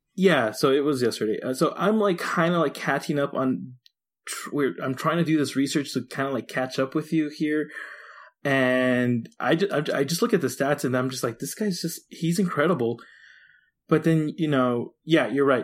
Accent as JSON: {"language": "English", "region": "Texas", "country": "United States", "said": "I'm from Texas"}